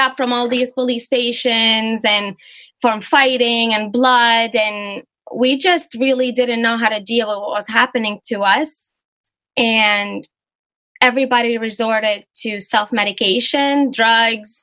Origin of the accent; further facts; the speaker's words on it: Lebanon; moved away; I grew up in Lebanon